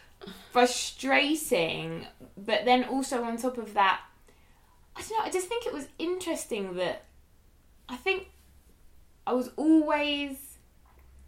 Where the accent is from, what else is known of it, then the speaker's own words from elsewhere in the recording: Cambridge, East of England, United Kingdom; growing up in Cambridge in a predominantly white middle class society